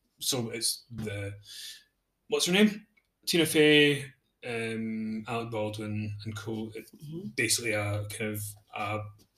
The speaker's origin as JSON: {"language": "English", "region": "Scotland", "country": "United Kingdom", "said": "being Scottish"}